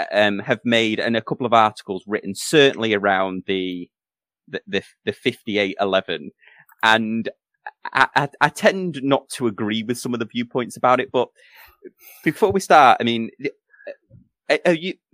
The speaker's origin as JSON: {"language": "English", "town": "Manchester", "region": "North West England", "country": "United Kingdom", "tie": "born or raised there", "moved": "yes", "said": "I'm from Manchester originally"}